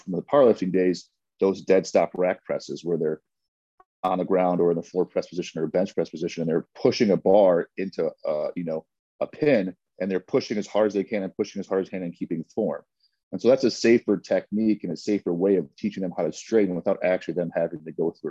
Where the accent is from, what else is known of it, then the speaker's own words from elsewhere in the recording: Chicago, Illinois, United States; Born and raised in the city. Yep. Campbell, Warner, that north side of Chicago.